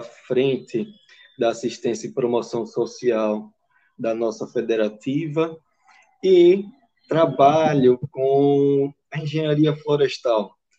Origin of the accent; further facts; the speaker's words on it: Aracaju, Sergipe, Brazil; eu sou daqui de Aracaju